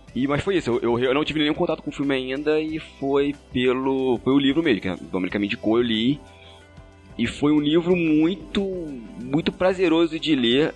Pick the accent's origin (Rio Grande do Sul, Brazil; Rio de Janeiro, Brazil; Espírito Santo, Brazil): Rio de Janeiro, Brazil; Magé; Eu sou da Baixada Fluminense, cidade de Magé.